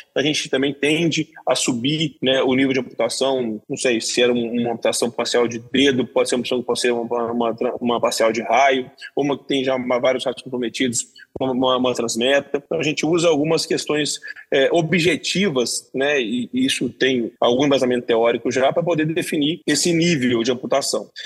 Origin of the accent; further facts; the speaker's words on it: Belo Horizonte, Minas Gerais, Brazil; moved away; also born or lived in São Paulo; sou de Belo Horizonte